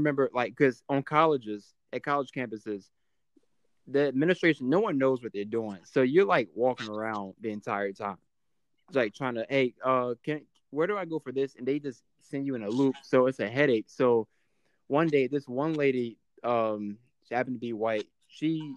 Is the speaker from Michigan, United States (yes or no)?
no; Chesapeake, Virginia, United States; moved away as an adult; also born or lived in Troy, Alabama; Chesapeake, Virginia. So I graduated high school June 2015